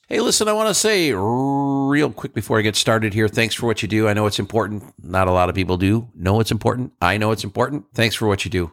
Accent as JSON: {"language": "English", "region": "New York", "country": "United States", "moved": "yes", "said": "I'm from New York"}